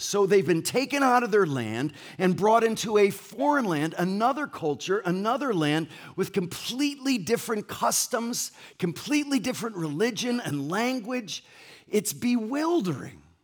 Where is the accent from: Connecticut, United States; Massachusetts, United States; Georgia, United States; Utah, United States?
Connecticut, United States; Ansonia; also born or lived in Essex, Connecticut; now in La Mirada, United States; I grew up in Ansonia, Connecticut